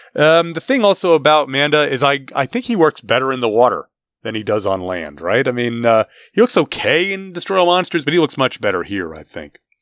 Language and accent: English; United States; as an American in twenty twenty-three